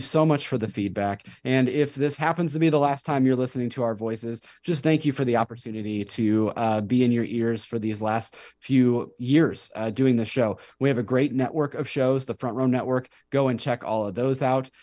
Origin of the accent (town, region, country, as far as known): Davenport, Iowa, United States; born or raised there